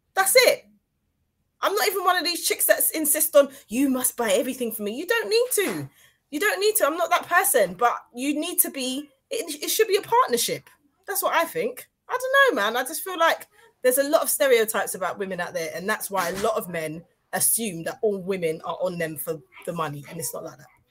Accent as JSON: {"language": "English", "country": "Grenada", "moved": "yes", "lives_now": "United Kingdom", "said": "I'm Grenadian"}